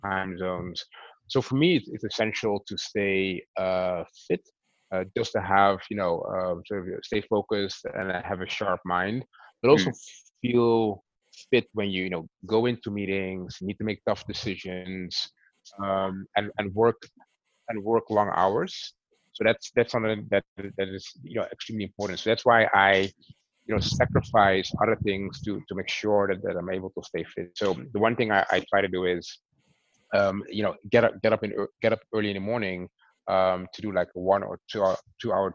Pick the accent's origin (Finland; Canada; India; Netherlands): Netherlands; I'm Dutch, born and raised, but heritage is from the Dutch Caribbean.